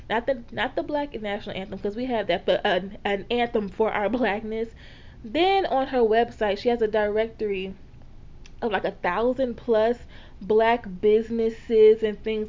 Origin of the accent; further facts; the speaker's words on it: Louisiana, United States; I am a Black woman from the South, okay? Born and raised in Louisiana